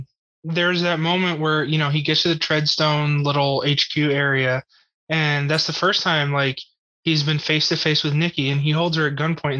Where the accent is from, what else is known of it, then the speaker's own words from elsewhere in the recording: United States; as an American kid